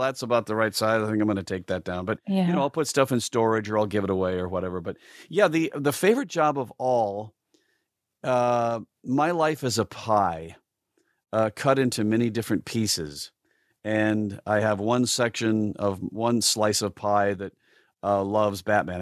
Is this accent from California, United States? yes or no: no; South Dakota, United States; moved away; growing up in South Dakota as a as a creative uh, person is uh, rather tough